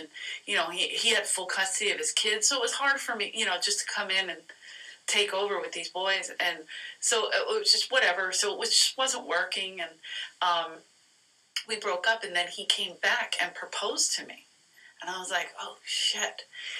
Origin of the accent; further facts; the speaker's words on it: Philadelphia, Pennsylvania, United States; Because I grew up in South Philly, so it's also like, this is what I was surrounded by.